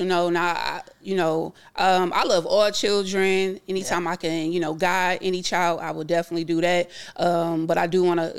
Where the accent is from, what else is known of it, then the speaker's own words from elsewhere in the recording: Fort Stewart, Georgia, United States; born there; We moved around a lot. I was born in Fort Stewart, Georgia. Again, my mother was in the military, so I'm an Army brat.